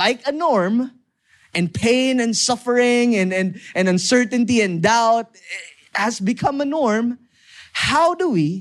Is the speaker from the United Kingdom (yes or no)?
no; Lemery, Calabarzon, Philippines; I grew up in Batangas. I grew up in Lemery, Batangas, specifically.